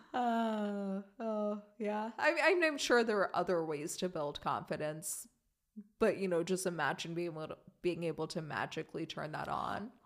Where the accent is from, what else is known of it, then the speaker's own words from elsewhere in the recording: Germany; moved away; growing up in Germany